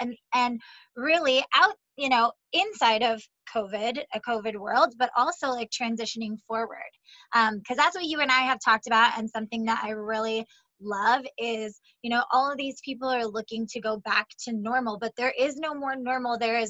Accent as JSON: {"language": "English", "region": "Montana", "country": "United States", "tie": "born or raised there", "lives_now": "Los Angeles, United States", "said": "So whether you're in, like, my hometown of Montana, like, things have shifted, not as drastically as they have for us in Los Angeles"}